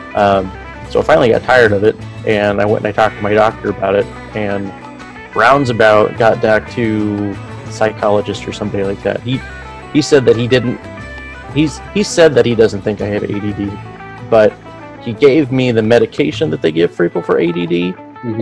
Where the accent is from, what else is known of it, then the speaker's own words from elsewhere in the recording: Vancouver, Washington, United States; also born or lived in Albuquerque, New Mexico; I grew up in uh, Vancouver, so I was I was born in Albuquerque actually, and then six months later parents got out of the service, left up to Vancouver